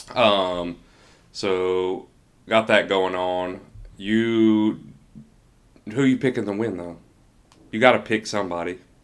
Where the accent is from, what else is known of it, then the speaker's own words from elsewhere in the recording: Tennessee, United States; now in Georgia, United States; I'm from Tennessee, but we both live in Georgia